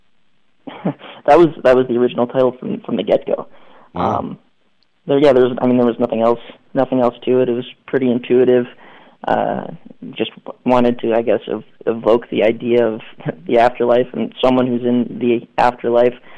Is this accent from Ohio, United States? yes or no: yes; Cleveland, Ohio, United States; I'm from Cleveland